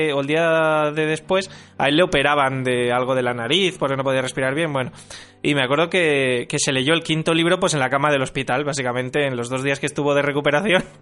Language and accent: Spanish; Valencian Community, Spain; exterior es a, 38 kilómetros, que estaba Valencia de mi pueblo